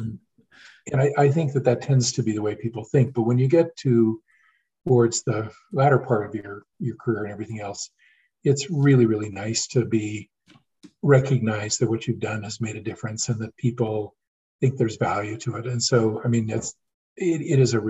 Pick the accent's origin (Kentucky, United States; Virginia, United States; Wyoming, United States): Wyoming, United States; Sheridan; now in Salt Lake City, United States; When I was about 6 months old, we moved to Sheridan, Wyoming, and I grew up in Sheridan